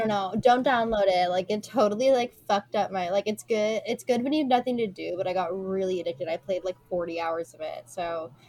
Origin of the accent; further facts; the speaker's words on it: West Coast, United States; now in East Coast, United States; Well, I grew up on the West Coast, but my family is from the East Coast